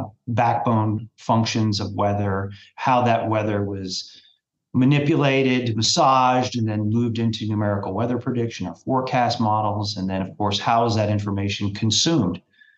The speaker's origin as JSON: {"language": "English", "town": "Lexington", "region": "Kentucky", "country": "United States", "tie": "born or raised there", "lives_now": "Louisville, United States", "said": "I grew up in Lexington"}